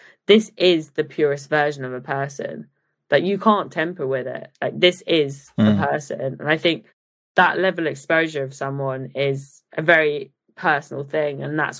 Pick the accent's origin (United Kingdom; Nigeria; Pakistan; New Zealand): United Kingdom; Leicester, East Midlands; born there; also born or lived in Oakham / Japan / Italy / Dubai; So I was born in Leicester, moved to Oakham, lived in Japan for 3 years, spent some time in Italy, Dubai. And I think when my dad finally stopped being captain, we moved to Cambridge